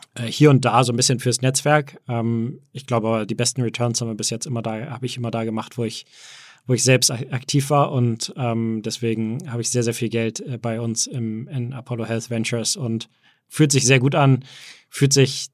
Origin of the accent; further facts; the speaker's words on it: Hamburg, Germany; moved away; also born or lived in Berlin / United States; geboren in Hamburg, aber äh, auch also, viel auch in Berlin und ähm, viel auch in den USA